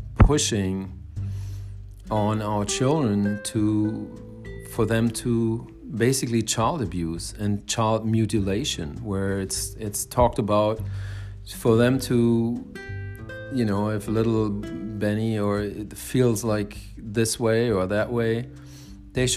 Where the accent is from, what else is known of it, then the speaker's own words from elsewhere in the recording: Germany; now in United States; I grew up in Germany in the 70s and 80s, mostly like teenagers in the 80s.